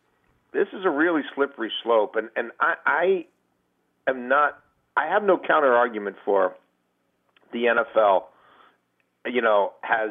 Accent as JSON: {"language": "English", "town": "Baltimore", "region": "Maryland", "country": "United States", "tie": "born or raised there", "said": "Growing up in Baltimore in the early 80s"}